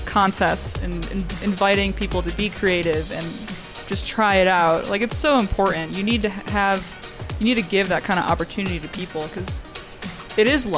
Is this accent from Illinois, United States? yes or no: yes; Chicago, Illinois, United States; I'm from Chicago originally